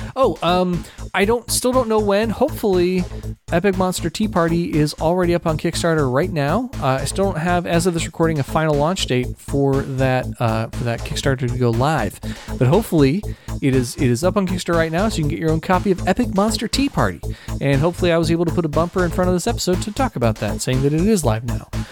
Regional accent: Ohio, United States; the church that I I, I grew up going to in Ohio.

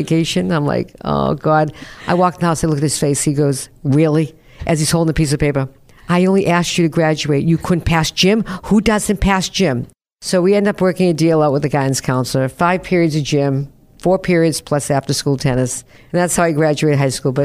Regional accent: North Shore of Boston, Massachusetts, United States; also born or lived in Newton, Massachusetts / Revere, Massachusetts / Peabody, Massachusetts; I grew up on the North Shore of Boston, 14 years old, blizzard of 78. We moved to Newton.

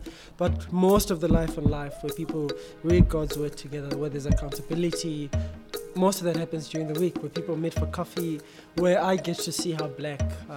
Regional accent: Tembisa, Gauteng, South Africa; moved away; also born or lived in Kempton Park; I grew up in Tembisa, so we are from the same township. Spent some time in Kempton Park as well, but mostly in Tembisa.

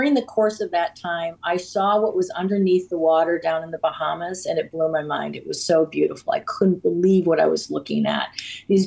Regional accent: Cape Cod, Massachusetts, United States; My family, as I had mentioned, we grew up on the Cape

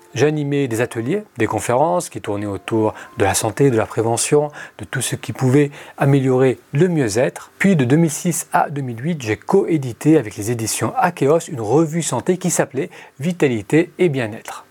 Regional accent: France; moved away as an adult; also born or lived in Beirut, Lebanon / Italy / United States / Middle East; Je suis né au Liban, mais je suis venu très jeune en France

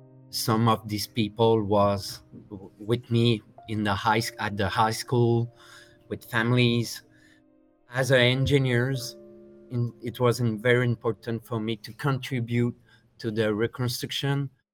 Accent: Lac-Mégantic, Quebec, Canada; I was born in Lac-Mégantic too.

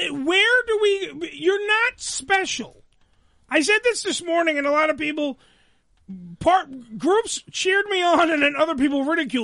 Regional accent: New York City, New York, United States; I'm from Staten Island

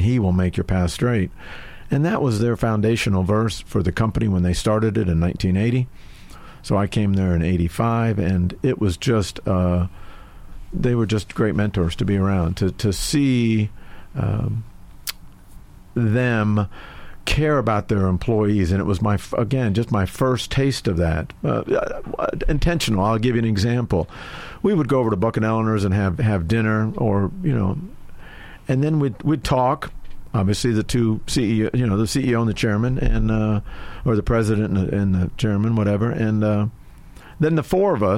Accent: Sarasota-Bradenton area, Florida, United States; lived down in the Sarasota-Bradenton area. Got married when I was 20, married my high school sweetheart

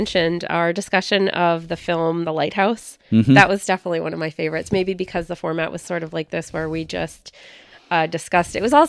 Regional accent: San Francisco, California, United States; I'm originally from the Bay Area of California, so outside of San Francisco.

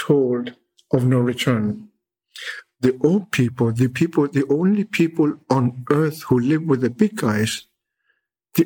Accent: Greenland; the big ice of my land

